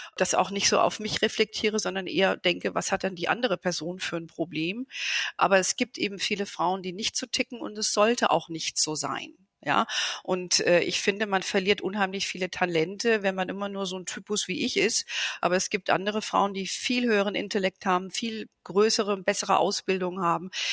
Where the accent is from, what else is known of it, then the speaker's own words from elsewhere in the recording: Germany; bei uns in Deutschland